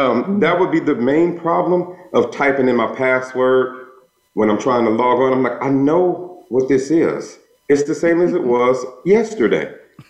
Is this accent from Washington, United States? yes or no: no; Los Angeles, California, United States; from Los Angeles, so I've been eating nachos since like kindergarten.